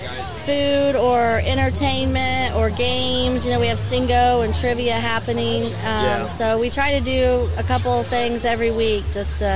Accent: Grant County, Indiana, United States; We live in Gas City. We're both from Grant County. I graduated from Madison Grant way back

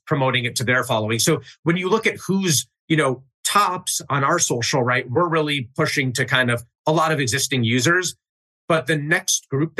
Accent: Chicago, Illinois, United States; I grew up in Chicago, north suburbs.

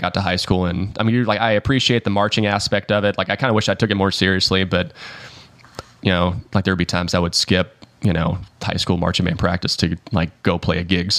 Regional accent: Hickory, North Carolina, United States; also born or lived in Melbourne, Florida; now in Nashville, United States; I was born in Melbourne and like we moved when I was 9 up to North Carolina

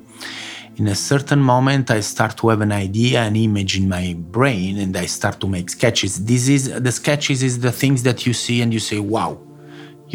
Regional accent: Rome, Lazio, Italy; moved away as an adult; also born or lived in Naples, Italy / Turin, Italy; now in Switzerland; I was born in Naples and I grew up in Rome.

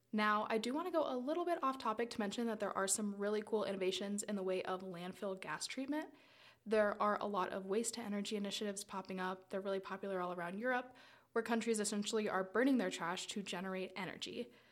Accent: South Florida, United States; I grew up in South Florida in and on the water

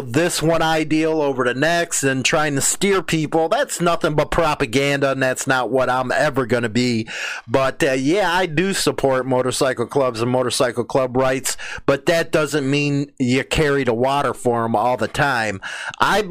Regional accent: United States; as an American

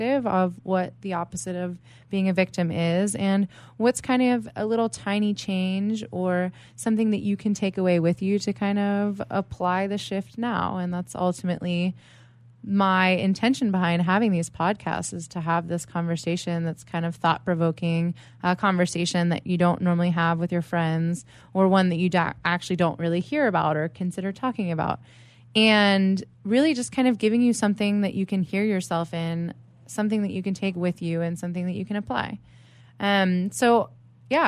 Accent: East Coast, United States; now in San Diego, United States; I am a San Diego life coach. I'm originally from the East Coast.

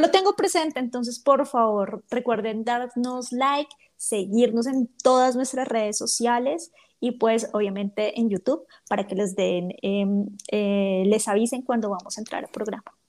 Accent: Bogotá, Colombia; accent: rolo; yo no soy paisa, yo soy rola entonces lo quieren con mi ah. acento

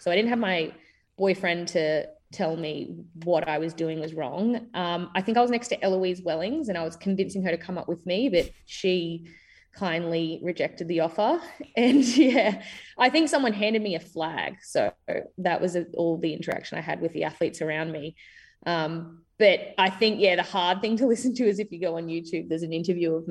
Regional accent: Queensland, Australia; just a Queenslander

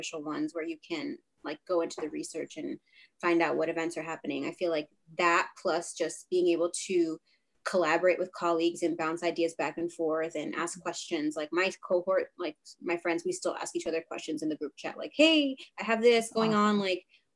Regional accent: Rhode Island, United States; also born or lived in Boston; I'm from Rhode Island, born and raised

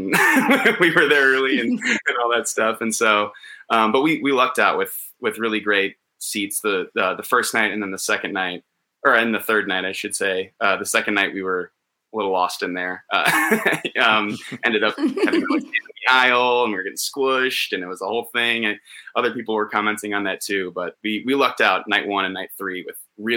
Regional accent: Wisconsin, United States; moved away as an adult; now in Los Angeles, United States; We're from Wisconsin.

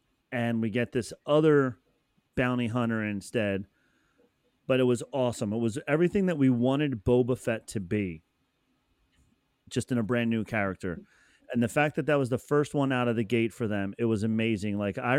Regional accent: Pennsylvania, United States; now in New Jersey, United States; I grew up in Pennsylvania, right on the other side of...

